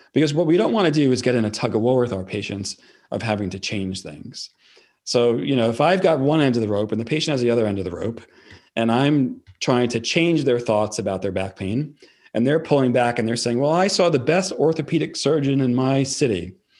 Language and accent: English; New York, United States; accent: New York; I'm from New York